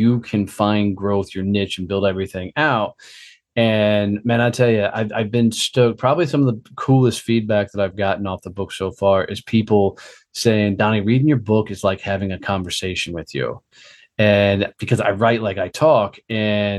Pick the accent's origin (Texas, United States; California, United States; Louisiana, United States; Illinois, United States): Texas, United States; Fort Worth; my hometown of Fort Worth